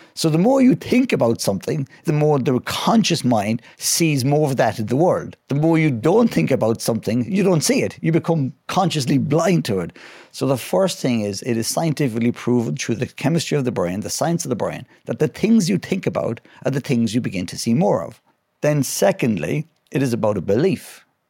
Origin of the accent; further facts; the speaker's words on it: west of Ireland, Ireland; I'm from, uh, the west of Ireland, a lovely place called Glennameadie